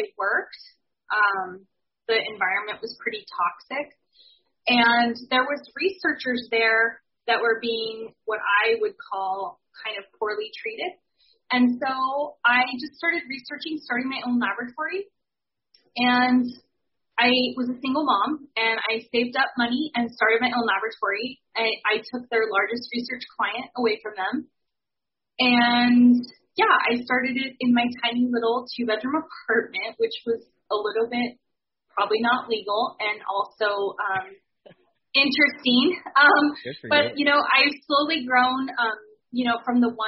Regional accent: Spokane, Washington, United States; I grew up in Spokane, Washington, in the city.

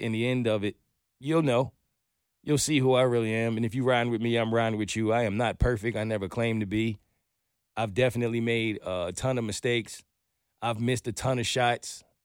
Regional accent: New York, United States; moved away as an adult; now in Atlanta, United States; I'm a New Yorker.

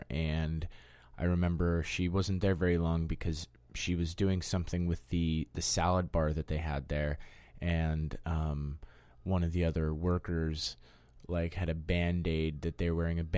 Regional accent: Denver, Colorado, United States; I grew up in Denver, Colorado, mainly in the suburbs. I was born in Denver, but then just sort of, like, homogenized in the suburbs and surrounded with that sort of vibe.

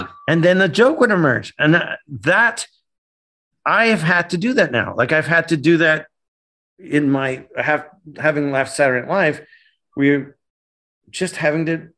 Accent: Canada; moved away; growing up in Canada, my dad worshipped the United States

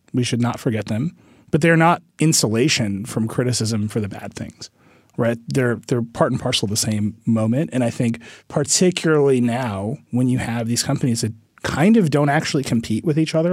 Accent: Wisconsin, United States; in my home state of Wisconsin

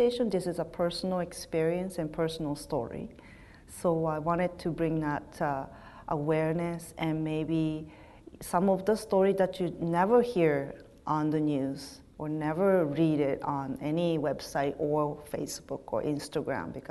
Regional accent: Nagasaki, Japan; moved away as an adult; now in Winnipeg, Canada; I'm from Nagasaki, growing up in Japan

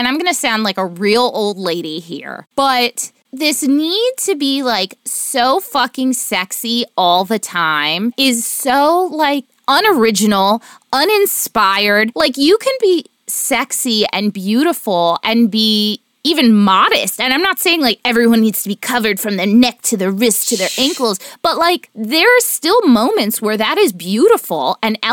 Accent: Miami, Florida, United States; now in New York City, United States; Growing up in Miami

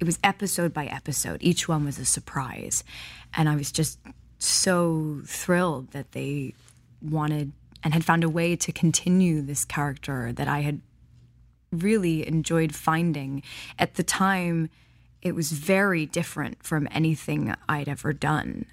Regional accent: Highland Park, Illinois, United States; also born or lived in Milwaukee, Wisconsin; So I was born in Milwaukee, Wisconsin, but I was raised in Highland Park, Illinois.

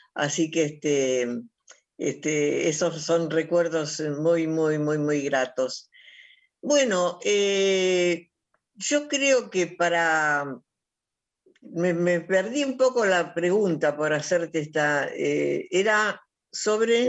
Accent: Argentina; soy una argentina que sufre

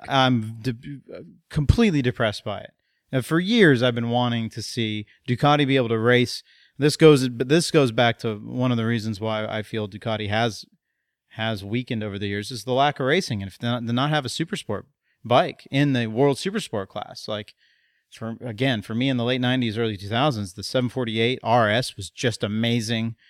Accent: United States; as an American

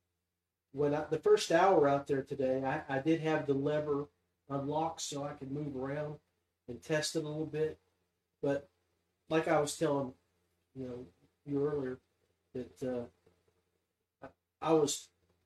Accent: the Mountain State, West Virginia, United States; we are from the Mountain State

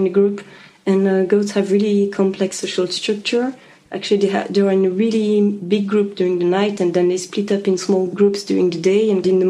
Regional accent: Switzerland; English is a second language; Yeah, I'm originally from Switzerland, yeah.

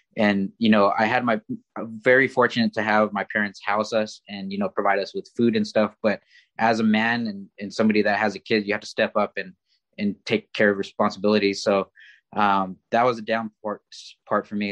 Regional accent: Oxnard, California, United States; I grew up in in Oxnard, California

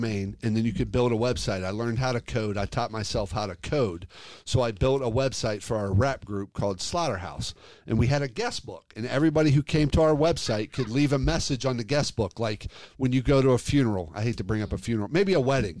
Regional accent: Cincinnati, Ohio, United States; moved away as an adult; also born or lived in Detroit; I'm from Cincinnati.

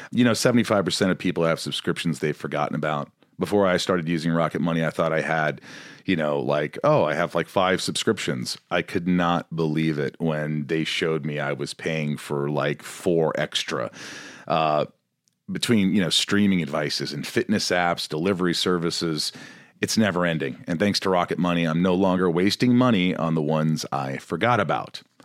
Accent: Indiana, United States; I grew up in Indiana

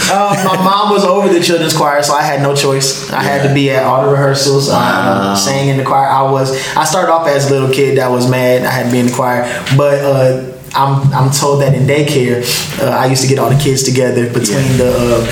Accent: Springfield, Massachusetts, United States; born and raised in Springfield, Massachusetts.

